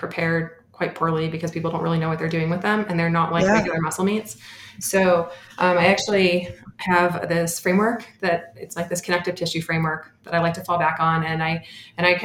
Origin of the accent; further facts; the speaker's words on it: Bay Area, California, United States; I grew up in the Bay Area